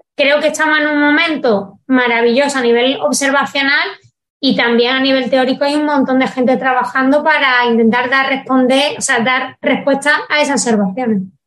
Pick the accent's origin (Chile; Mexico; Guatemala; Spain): Spain; soy española y sé cómo se traducen las cosas en español